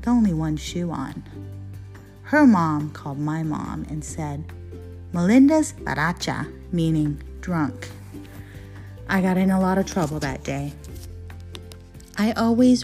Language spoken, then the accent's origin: English; Ontario, California, United States; I was a little girl growing up in Ontario, California